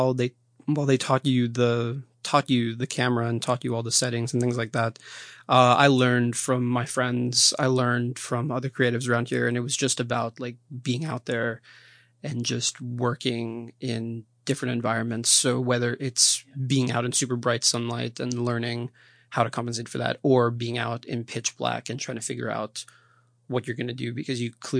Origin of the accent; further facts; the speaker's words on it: Philadelphia, Pennsylvania, United States; also born or lived in Brazil; now in Washington, United States; So I was born in Brazil and I lived there for about 2 years. I moved to Philadelphia with my family and then I came to DC for college about 6 years ago.